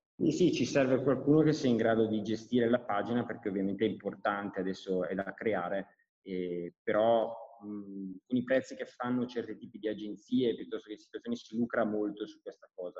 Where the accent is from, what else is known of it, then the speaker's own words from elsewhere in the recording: Brescia, Lombardy, Italy; io sono di Brescia